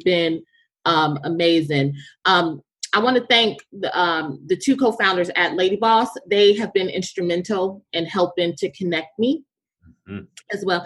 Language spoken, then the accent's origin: English; the South, United States; I'm from the South